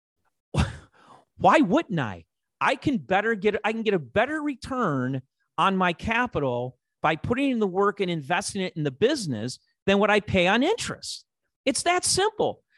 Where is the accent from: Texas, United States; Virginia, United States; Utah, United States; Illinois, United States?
Illinois, United States; Chicago; accent: Chicago; my Chicago accent